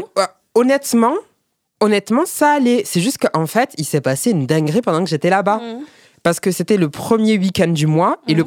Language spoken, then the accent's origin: French; Perpignan, Occitania, France; je suis, de Perpignan